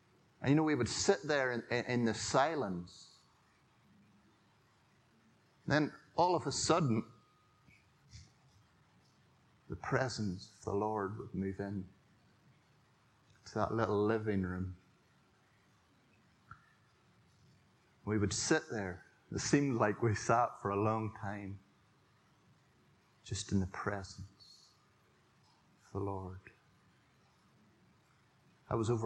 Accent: Drones Road, on the Ballycastle line, Northern Ireland, United Kingdom; I grew up in the Drones Road, if you know where that is. It used to be called the Ballycastle Line on the way to Armagh Ballycastle.

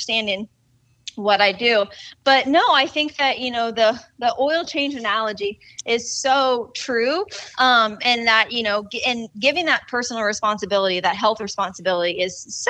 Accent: Indiana, United States; now in Arizona, United States; we're in Indiana. We're down kind of in the tri-state area where it's Ohio, Kentucky, and Indiana all touch.

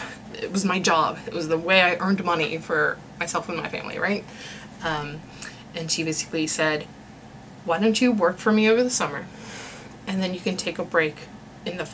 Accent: West Virginia, United States; moved away as an adult; also born or lived in Chicago; And I had said West Virginia.

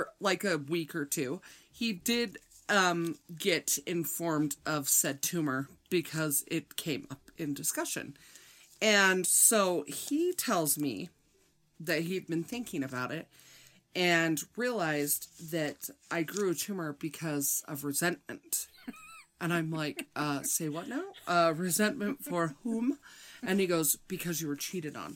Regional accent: Midwest, United States; I'm from the Midwest pretending to be from New York.

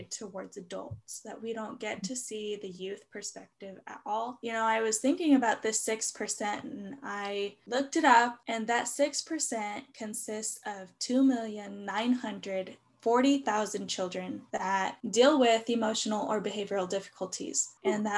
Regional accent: central Washington, United States; now in Tacoma, United States; I did grow up in a rural community in central Washington.

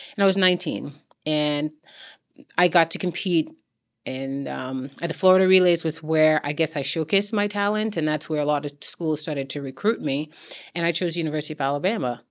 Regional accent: St. Lucia; moved away; growing up in Saint Lucia.

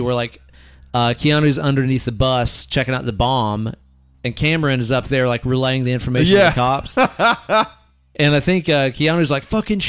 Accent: Netherlands; I'm from Holland.

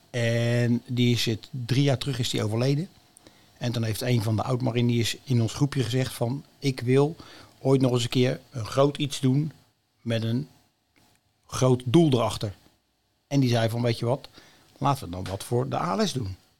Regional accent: Almelo, Overijssel, Netherlands; also born or lived in Leiderdorp; now in Noordwijk, Netherlands; ik ben, kom oorspronkelijk uit het oosten van het land. Ik ben in Almelo geboren.

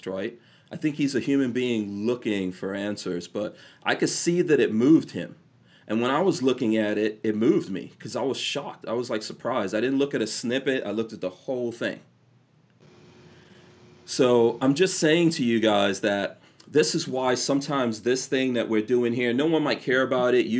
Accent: New York City, New York, United States; also born or lived in Caribbean / England; I grew up in New York City with a bunch of gangsters

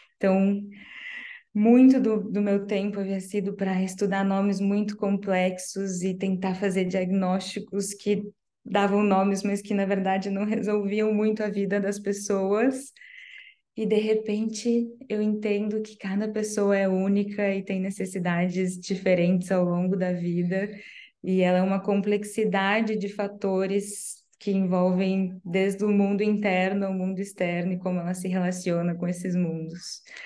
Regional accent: Paraná, Brazil; Eu sou do Paraná

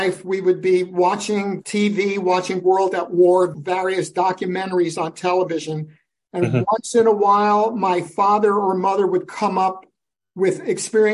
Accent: New York City, New York, United States; I'm the only native born in my family tree. I was born in Brooklyn, New York

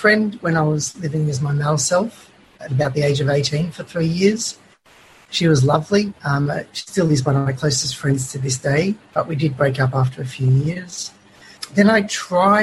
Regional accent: Melbourne, Victoria, Australia; I was born in Melbourne, in Glen Waverley, an outer southeastern suburb, and raised yeah. there.

